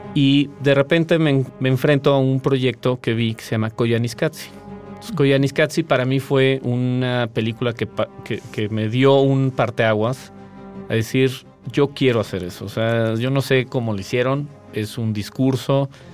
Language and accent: Spanish; Mexico City, Mexico; also born or lived in Tequisquiapan, Querétaro; Yo soy chilango, soy de la Ciudad de México